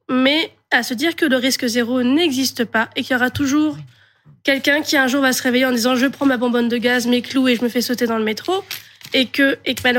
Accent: Paris, Île-de-France, France; moi, j'avais 10 ans en 95 et 30 en 2015, donc vous calculez mon âge, juste. Euh, moi, j'ai grandi à Paris, donc j'ai grandi dans un endroit euh, assez central

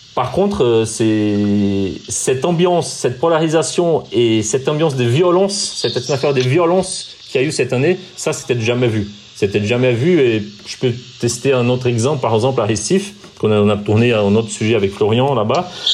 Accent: Brazil; moved away as an adult; now in France; je suis né au Brésil, j'ai grandi au Brésil

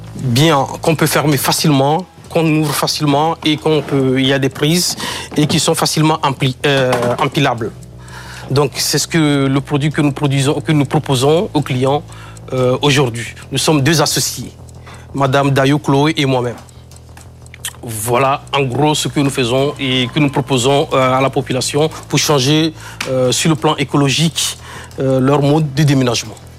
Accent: Kpalimé, Plateaux, Togo; je suis d'origine euh, togolaise. Et c'est le nom de ma ville natale, Cloto. En fait, la région s'appelle Cloto. Je suis né à Palimé

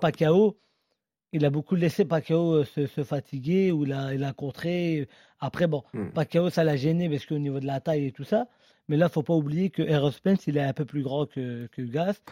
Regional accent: France; nous, en tant que Français

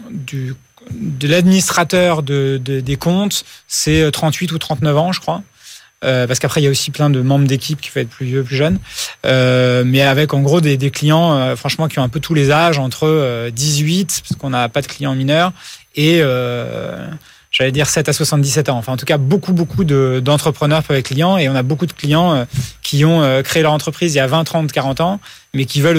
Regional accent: United States; Moi, j'ai grandi aux États-Unis et vraiment là-bas, tout était digitalisé. Il n'y avait aucune démarche qui se faisait par la poste.

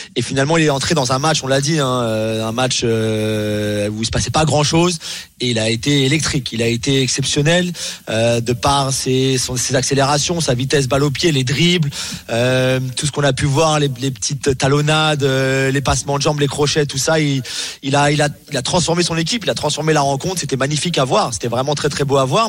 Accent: England, United Kingdom; chez moi en Angleterre

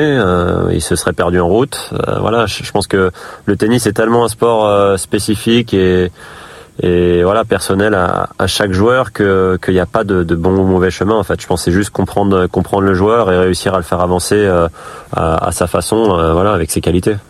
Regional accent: Île-de-France, France; born or raised there; also born or lived in Gassin, Var; now in Brittany, France

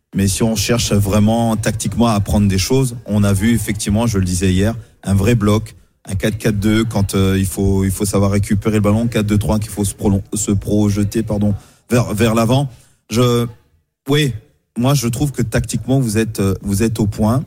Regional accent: France; c'est quand même chez nous en France où on vient

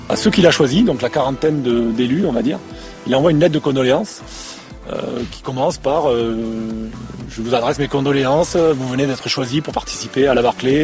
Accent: Toulouse, Occitania, France; je suis d'ici, de Toulouse

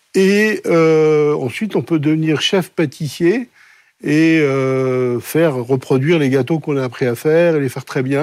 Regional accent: Colmar, Grand Est, France; moved away; je suis né donc à Colmar, dans une famille dont je suis la quatrième génération de boulanger-pâtissier

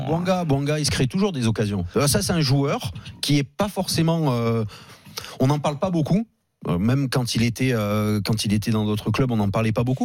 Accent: Auvergne-Rhône-Alpes, France; je suis auvergnat

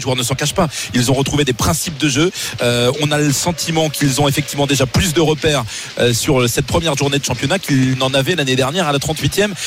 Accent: Normandy, France; je suis normand

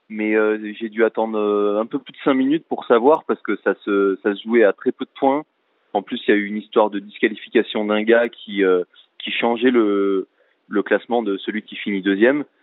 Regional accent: France; peu importe le critère que qu'on faisait en tant que Français

